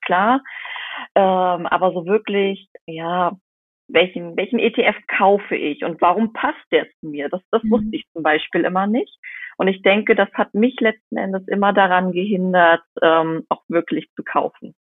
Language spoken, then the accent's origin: German; Rostock, Mecklenburg-Vorpommern, Germany; ich komme aus Rostock, das ist Mecklenburg-Vorpommern